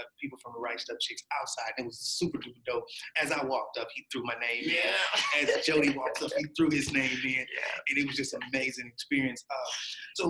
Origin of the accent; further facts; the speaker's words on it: Houston, Texas, United States; I'm from Houston